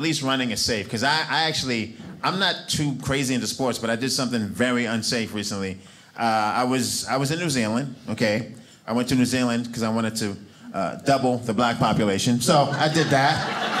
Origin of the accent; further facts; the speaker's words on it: New York City, New York, United States; now in Provo, United States; I'm from Brooklyn, New York, okay?